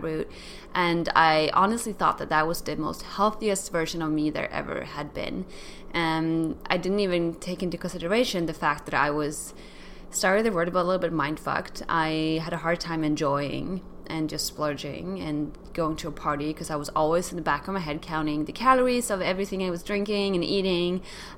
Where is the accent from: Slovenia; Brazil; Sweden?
Sweden; moved away; my whole world was just growing up in Sweden